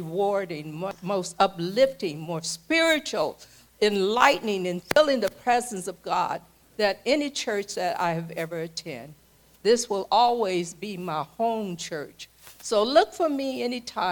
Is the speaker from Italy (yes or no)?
no; Tracy, California, United States; moved away as an adult; now in Vallejo, United States; home is Tracy. I was raised up in Tracy